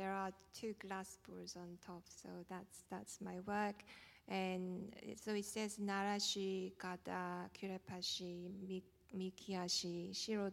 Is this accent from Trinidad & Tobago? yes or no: no; South Korea; moved away as an adult; I was born in South Korea. I grew up there in 70s and 80s